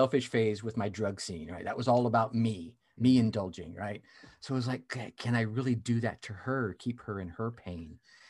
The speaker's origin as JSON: {"language": "English", "country": "United States", "tie": "born or raised there", "said": "So I grew up all over the United States."}